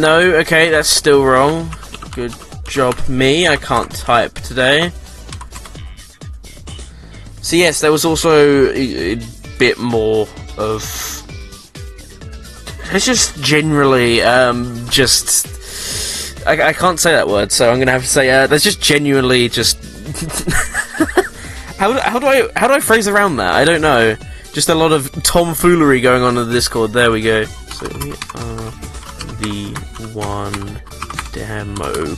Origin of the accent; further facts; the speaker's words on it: England, United Kingdom; we're English